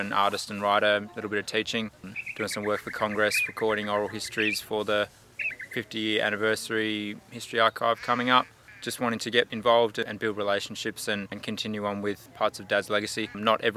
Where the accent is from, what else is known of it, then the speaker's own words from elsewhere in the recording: Alice Springs, Northern Territory, Australia; moved away as an adult; also born or lived in Castlemaine / Melbourne; I was born here in Alice Springs and grew up here